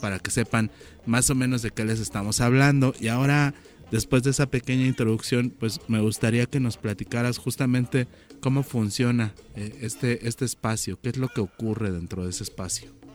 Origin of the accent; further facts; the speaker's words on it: Chilango, Mexico City, Mexico; nosotros como chilangos